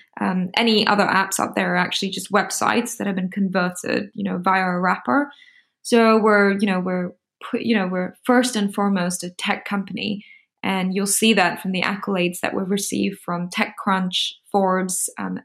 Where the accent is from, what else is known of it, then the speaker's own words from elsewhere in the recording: Singapore; I'm from Singapore.